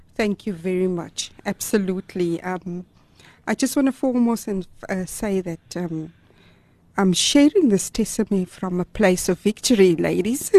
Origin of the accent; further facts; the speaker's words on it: Gauteng, South Africa; moved away as an adult; also born or lived in Durban, KwaZulu-Natal / Amanzimtoti; now in Cape Town, South Africa; I was born in Gauteng but um, we're actually in our third province now